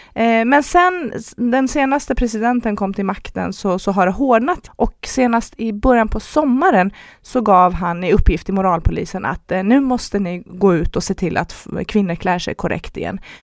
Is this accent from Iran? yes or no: yes; Iran; now in Sweden; när jag växte upp i Iran